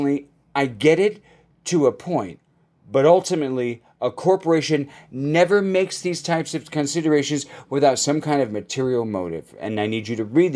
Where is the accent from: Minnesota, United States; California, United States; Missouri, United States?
California, United States; Los Angeles; my hometown of Los Angeles